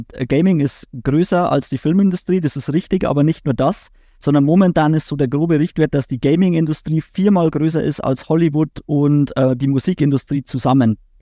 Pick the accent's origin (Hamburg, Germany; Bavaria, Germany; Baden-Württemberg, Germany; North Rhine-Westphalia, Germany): Bavaria, Germany; auch als Bayer, dann ins Hochdeutsche zu switchen